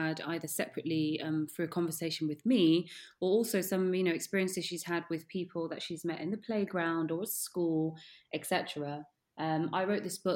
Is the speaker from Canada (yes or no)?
no; St. Lucia; moved away; also born or lived in Netherlands; where I'm from, I mean, I was born in St. Lucia. So I went to school, was surrounded by people who looked like me.